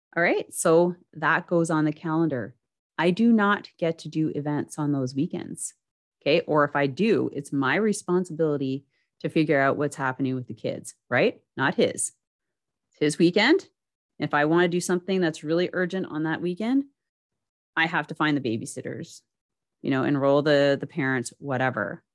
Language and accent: English; Canada; I'm a Canadian